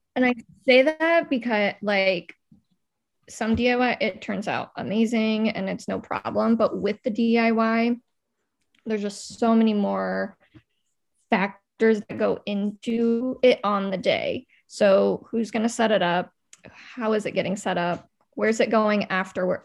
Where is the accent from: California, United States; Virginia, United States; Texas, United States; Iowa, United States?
Iowa, United States; Des Moines; also born or lived in Quad Cities; I grew up in Des Moines